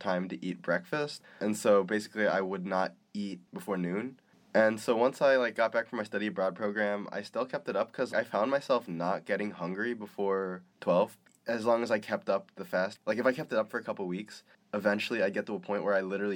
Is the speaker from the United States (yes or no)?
no; Philippines; I'm Filipino, we love garlic